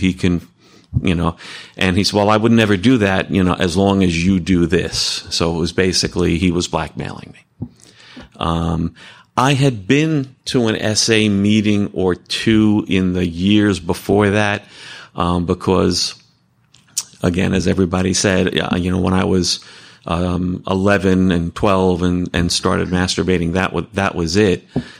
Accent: New Jersey, United States; I'm a sexaholic, and I'm from Bergen County, New Jersey, not too far away from here.

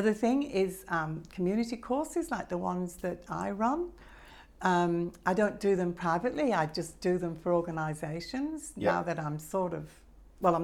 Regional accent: Manchester, North West England, United Kingdom; I was born in Manchester 3 years after the war

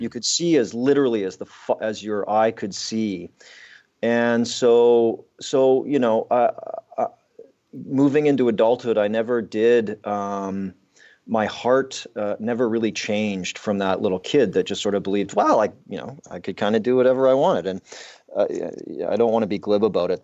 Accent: southern Alberta, Canada; I grew up in the Canadian, uh, prairies in southern Alberta

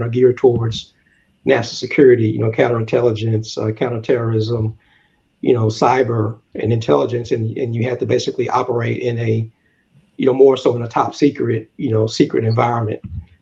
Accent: the South, United States; moved away; growing up in the South

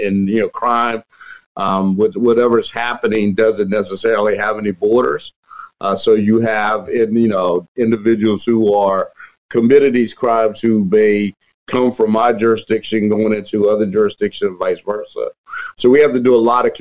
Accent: southern Virginia, United States; moved away as an adult; also born or lived in Baltimore, Maryland / Richmond, Virginia; now in Montgomery County, Maryland, United States; I grew up in the southern part of Virginia, though I was born in Baltimore

